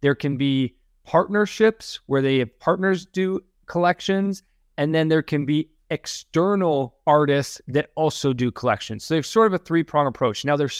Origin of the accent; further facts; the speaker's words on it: Canada; accent: Canadian; Apologize if I just brutally butchered that name with my super Canadian accent and inability to understand a Dutch name.